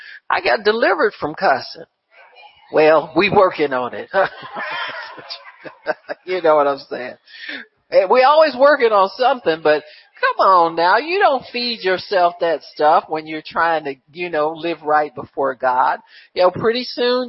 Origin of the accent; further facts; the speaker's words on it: Cleveland, Ohio, United States; when I was a kid, growing up in Cleveland